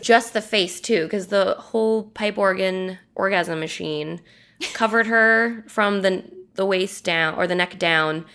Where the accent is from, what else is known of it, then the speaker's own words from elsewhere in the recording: United States; Americans, we probably don't even realize how much violence we're seeing every day because it's just something we've grown up with at this point.